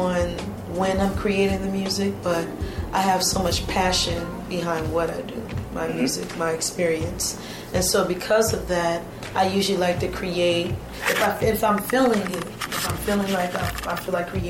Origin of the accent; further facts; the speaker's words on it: Chicago, Illinois, United States; also born or lived in Pineville, Louisiana / Marksville, Louisiana; I'm originally from Louisiana. That's Pineville, but also Marksville, Louisiana, and I moved to Chicago at a very young age, so I like to consider myself a Chicagoan as well